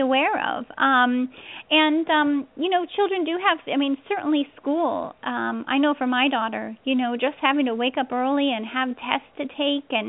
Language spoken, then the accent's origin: English; the Northwest, Pacific Northwest, United States; I'm from the West Coast originally. I grew up in the Northwest.